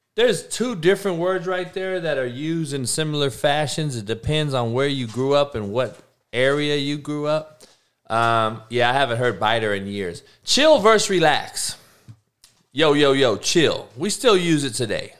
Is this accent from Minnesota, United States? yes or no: no; California, United States; I'm actually from California. I'm actually from this area